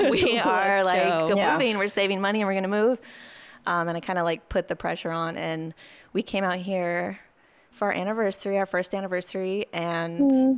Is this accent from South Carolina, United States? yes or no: no; Orange County, California, United States; moved away as an adult; also born or lived in New York; now in Los Angeles, United States; So I was born in Orange County. I went to college in LA at Otis.